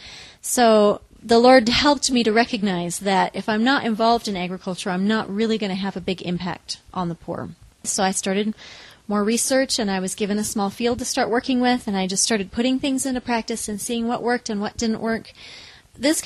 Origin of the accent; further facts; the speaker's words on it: Newberg, Oregon, United States; also born or lived in Los Angeles, California; now in Kigali, Rwanda; I grew up in Newburgh, Oregon